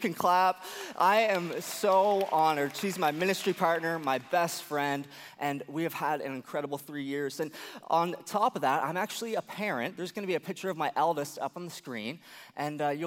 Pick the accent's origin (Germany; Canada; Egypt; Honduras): Canada; Atlantic Canada; moved away as an adult; also born or lived in United States; I grew up here in Atlanta, Canada